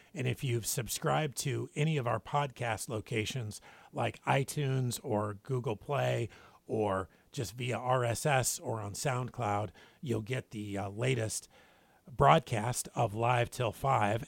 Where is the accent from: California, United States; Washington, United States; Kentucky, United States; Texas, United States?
Washington, United States; Spokane; now in Guam; my hometown, Spokane, Washington